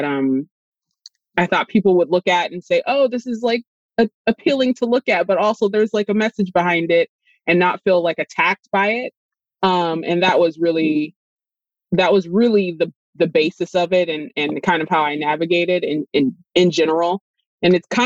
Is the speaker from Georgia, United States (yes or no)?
no; Los Angeles, California, United States; I'm from Los Angeles, California